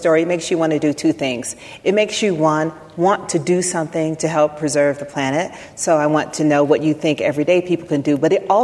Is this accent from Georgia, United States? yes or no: yes; Atlanta, Georgia, United States; I'm from Atlanta, and Atlanta is a city with a lot of trees.